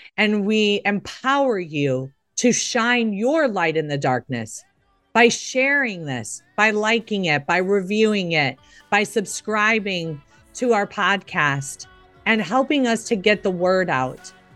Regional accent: Chicago, Illinois, United States; I grew up in Chicago

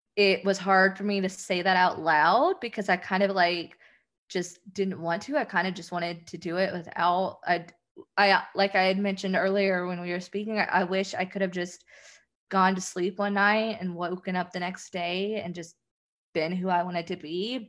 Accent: the South, United States; I'm from the South

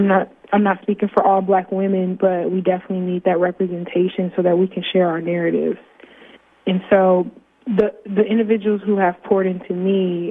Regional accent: Fort Wayne, Indiana, United States; born or raised there

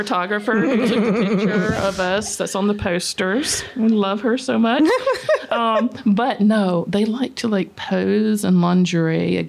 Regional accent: Mississippi, United States; now in Alabama, United States; I'm not from here either. I'm from Mississippi.

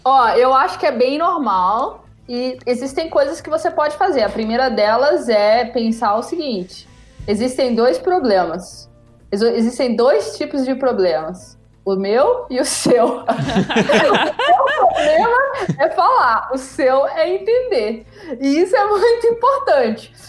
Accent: Brazil; now in Germany; eu sou brasileira, não sou alemã, não tipo sou italiana, eu sou brasileira

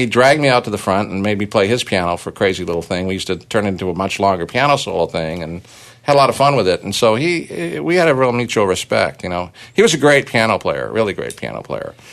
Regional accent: Toronto, Ontario, Canada; we had a riot in Toronto, my hometown

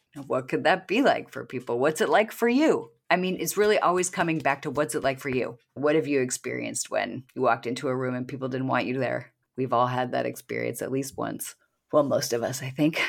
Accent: Washington, United States; I was born in Washington State

